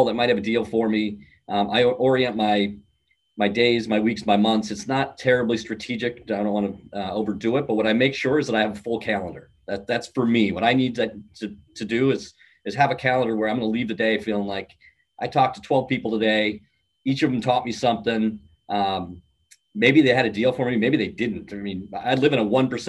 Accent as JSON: {"language": "English", "region": "Midwest", "country": "United States", "said": "I'm from the Midwest"}